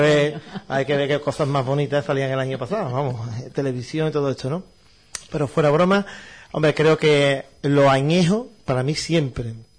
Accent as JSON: {"language": "Spanish", "town": "Utrera", "region": "Andalusia", "country": "Spain", "said": "yo soy utrerano"}